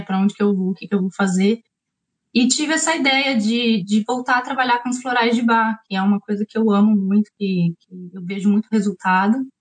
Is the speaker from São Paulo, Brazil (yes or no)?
yes; São Paulo, Brazil; moved away as an adult; now in New Zealand; Eu sou de São Paulo